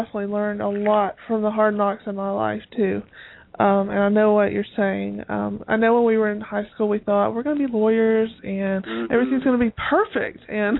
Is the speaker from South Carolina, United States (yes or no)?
no; Elizabethton, Tennessee, United States; moved away; also born or lived in Atlanta, Georgia / Jacksonville, Florida / Tallahassee, Florida; you're from my hometown. I was like, I may have moved away, but I'm not that far away.